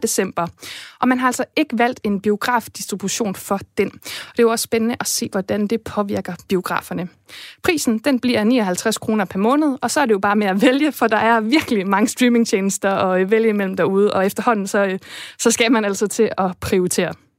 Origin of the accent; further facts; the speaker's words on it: Esbjerg, Southern Denmark, Denmark; min hjemby Esbjerg